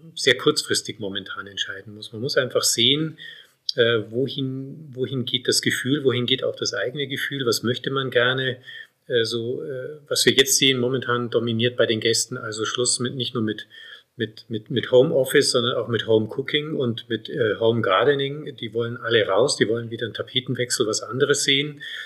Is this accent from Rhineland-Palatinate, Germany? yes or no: no; Munich, Bavaria, Germany; moved away as an adult; also born or lived in South Tyrol, Italy; now in Bolzano, Italy; Ich komme ja ursprünglich aus München. Man hört ja auch im Verhältnis zu meiner Frau, dass ich keinen Südtiroler Dialekt habe und habe ihn auch nicht angenommen